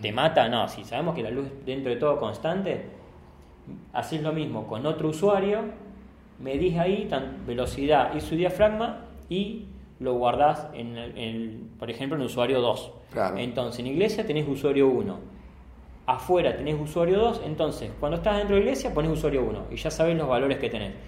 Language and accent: Spanish; Rosario, Santa Fe, Argentina; nosotros somos de Rosario